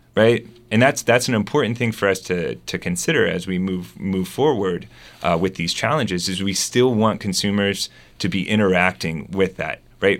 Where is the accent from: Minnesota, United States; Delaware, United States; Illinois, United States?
Delaware, United States; moved away as an adult; also born or lived in West Coast / Germany; now in Arkansas, United States; I grew up in Delaware